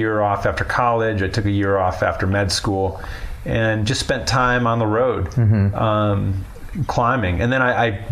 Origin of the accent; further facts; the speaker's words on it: Chicago, Illinois, United States; moved away as an adult; also born or lived in Winnetka, Illinois; now in Colorado, United States; I grew up in Chicago